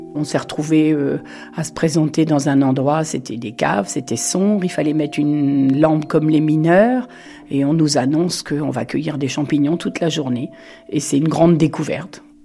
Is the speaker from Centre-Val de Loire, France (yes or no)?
yes; Touraine, Centre-Val de Loire, France; moved away as an adult; also born or lived in Montoire-sur-le-Loir; Je suis née en Touraine et je suis arrivée en 1980 sur la région de Montoire